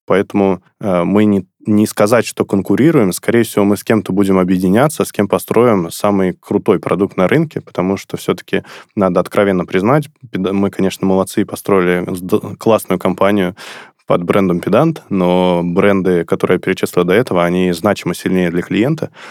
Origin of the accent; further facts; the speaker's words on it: Sterlitamak, Bashkortostan, Russia; город Стерлитамак. Это город, откуда я родом, город, где я учился в школе